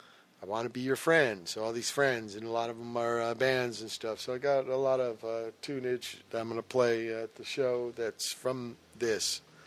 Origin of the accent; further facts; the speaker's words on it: Virginia, United States; born there; They wanted to know why I was born in Virginia.